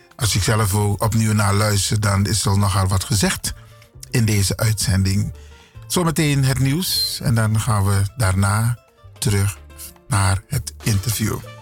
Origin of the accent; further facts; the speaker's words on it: Suriname; first language Sranan Tongo; Dutch is a second language; now in Netherlands; Ik ben een Surinamer. Ik ben geboren in Suriname. Ik woon in Nederland